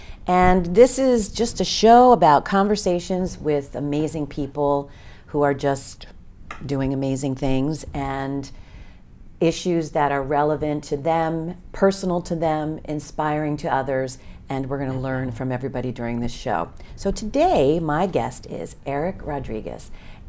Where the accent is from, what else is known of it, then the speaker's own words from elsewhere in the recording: Reading, Pennsylvania, United States; I am a kid from Reading.